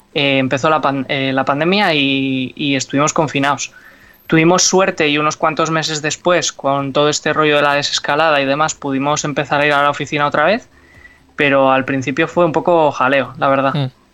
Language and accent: Spanish; Bilbao, Basque Country, Spain; nosotros que somos de Bilbao